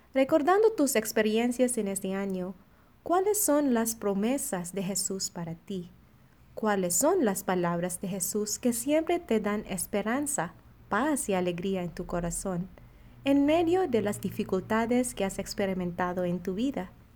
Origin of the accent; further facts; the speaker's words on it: Philippines; now in Monterrey, Mexico; misionera filipina destinada en la comunidad de Monterrey